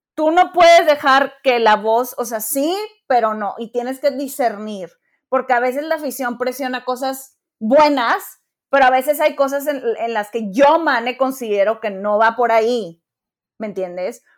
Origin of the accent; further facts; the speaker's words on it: Mexico; somos mexicanos